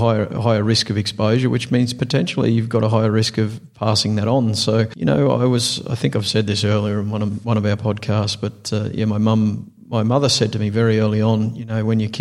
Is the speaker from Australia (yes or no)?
yes; Australia; accent: Australian